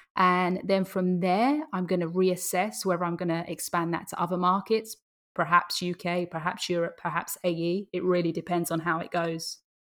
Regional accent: Essex, East of England, United Kingdom; moved away as an adult; now in Dubai, United Arab Emirates; I was born in England, um, in Essex, if anyone knows where that is.

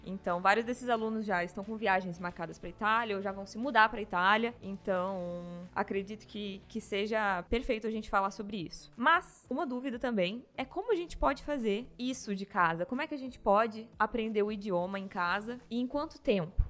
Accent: Brazil; Nunca, nunca saí do Brasil

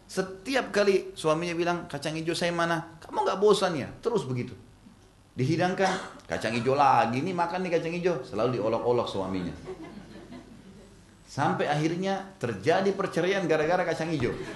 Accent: Makassar, South Sulawesi, Indonesia; Di Makassar, karena saya dari Makassar, ada Kebiasaan orang Makassar, Bugis Makassar tuh kalau buat sayur dari kacang hijau.

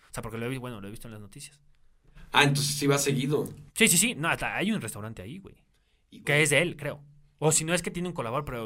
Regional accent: Mexico; amo mi país, México, güey, lo amo, soy mexicano.

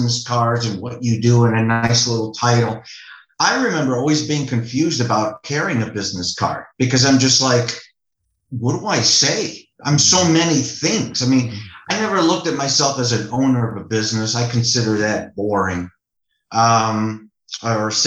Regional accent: Chicago, Illinois, United States; growing up in Chicago, you know, modest family, loving parents.

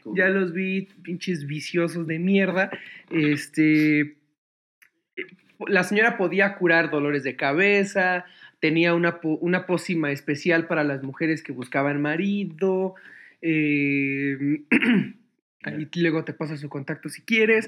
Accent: Mexico City, Mexico; México City, donde yo nací

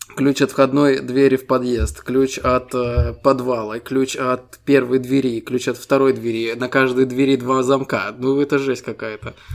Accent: Estonia; Мы ребята из Эстонии

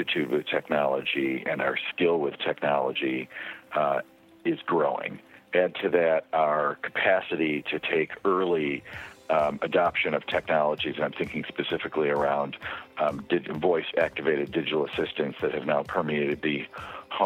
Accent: upstate New York, United States; moved away as an adult; now in California, United States; I grew up in upstate New York and stayed there through high school

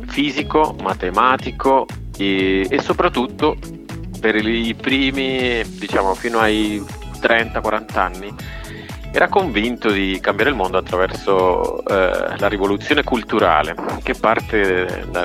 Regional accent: Cali, Valle del Cauca, Colombia; e, e, cresco negli anni 80-90 e poi nasco in una città molto molto particolare che è Cali.

